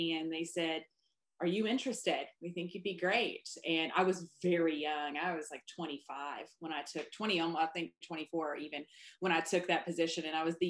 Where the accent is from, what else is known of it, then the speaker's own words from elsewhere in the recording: Paducah, Kentucky, United States; now in Murray, United States; I grew up in Paducah.